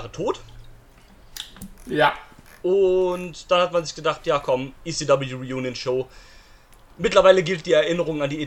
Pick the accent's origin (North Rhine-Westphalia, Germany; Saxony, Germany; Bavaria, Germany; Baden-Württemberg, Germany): Saxony, Germany; als Sachse.